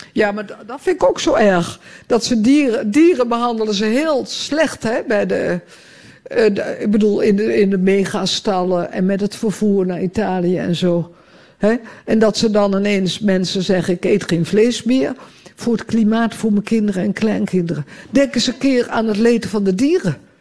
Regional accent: Utrecht, Netherlands; also born or lived in Amsterdam; now in Ostend, Belgium; in Utrecht, ook, waar ik opgegroeid ben

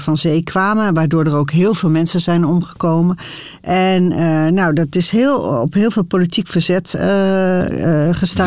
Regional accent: Harderwijk, Gelderland, Netherlands; ik kom zelf ook uit Harderwijk

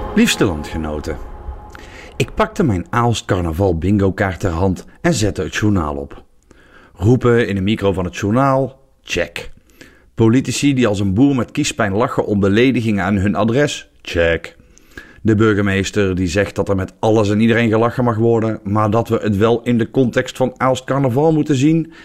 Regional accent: southern Netherlands, Netherlands; ik kom uit het zuiden van Nederland

